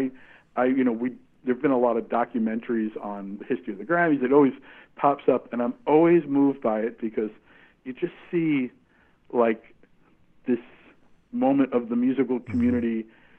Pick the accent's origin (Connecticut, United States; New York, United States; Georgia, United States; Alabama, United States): New York, United States; I was growing up around New York and in New York